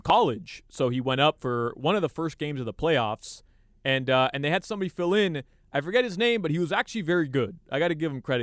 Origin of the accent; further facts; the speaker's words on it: Uruguay; I'm from Uruguay.